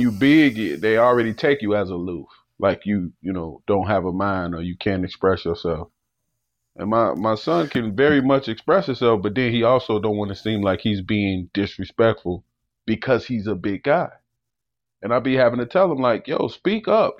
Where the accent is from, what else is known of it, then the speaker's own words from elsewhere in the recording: Chicago, Illinois, United States; growing up in Chicago